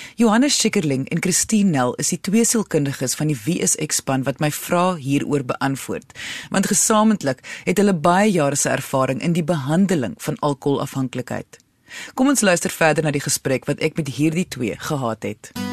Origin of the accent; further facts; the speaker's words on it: South Africa; ons almal, veral as Suid-Afrikaners